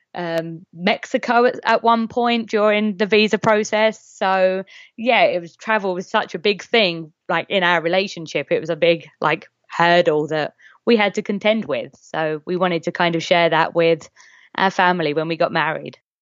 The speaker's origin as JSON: {"language": "English", "region": "England", "country": "United Kingdom", "said": "I'm English"}